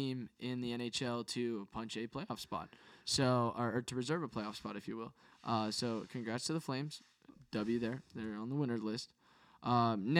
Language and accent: English; San Francisco, California, United States; moved away; also born or lived in Hawaii; I'm from the San Francisco area.